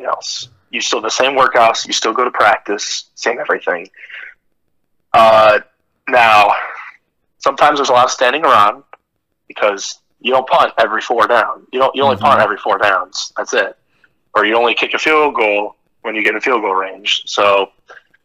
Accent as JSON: {"language": "English", "region": "Ohio", "country": "United States", "tie": "born or raised there", "said": "I am leaving my hometown, because this is something that I've been with for 18 years, and I haven't moved once. I've lived here my whole life"}